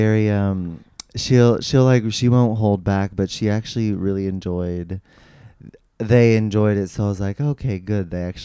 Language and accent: English; San Rafael, California, United States; also born or lived in San Francisco; I'm from San Rafael, California, like Marin County. It's like suburb. Yeah. And my mom is Japanese and my dad is a Jewish.